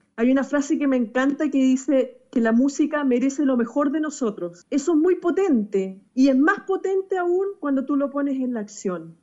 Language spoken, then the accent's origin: Spanish; Chile; acá en Chile creé lo que se llama el Gran Concierto por la Hermandad, que es un concierto que nació por todo el tema de inmigración que estamos viviendo en mi país